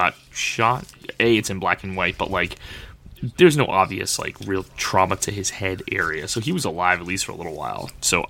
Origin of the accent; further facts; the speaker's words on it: United States; Sorry, I'm American.